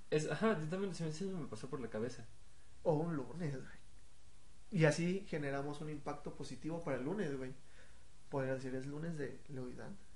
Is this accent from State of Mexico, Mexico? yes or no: yes; State of Mexico, Mexico; Es que no soy ni chilango, ni soy foráneo. No. O sea, soy X.